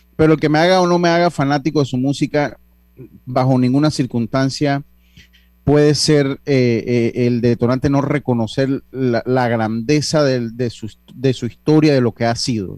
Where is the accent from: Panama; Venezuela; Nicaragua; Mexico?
Panama; nosotros como panameños